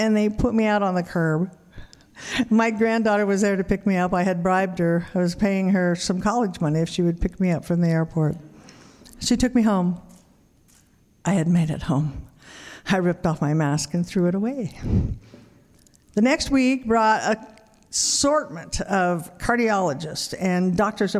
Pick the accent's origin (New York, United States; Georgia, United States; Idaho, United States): Idaho, United States; Wendell; my hometown of Wendell, Idaho